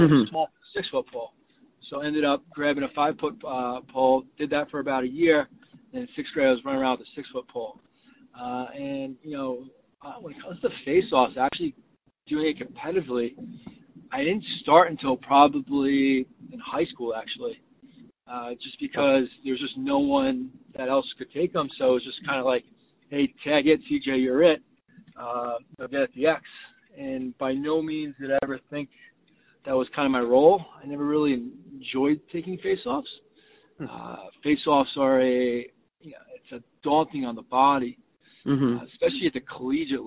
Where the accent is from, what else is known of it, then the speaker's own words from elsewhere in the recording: New Fairfield, Connecticut, United States; I grew up in New Fairfield, Connecticut, playing lacrosse